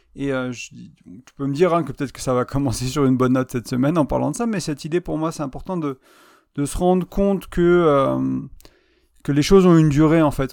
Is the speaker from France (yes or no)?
yes; France; moved away as an adult; also born or lived in Ireland; je suis arrivé en novembre 2020 en France